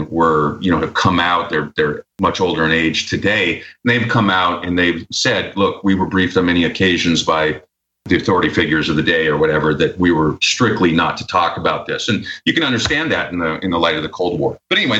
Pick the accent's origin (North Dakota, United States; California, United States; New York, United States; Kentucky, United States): North Dakota, United States; Minot; now in Austin, United States; I'm from Minot. I was raised there. And growing up, I had lots of friends who were in the military because the town was very small. It's very northern North Dakota by the Canadian border, essentially.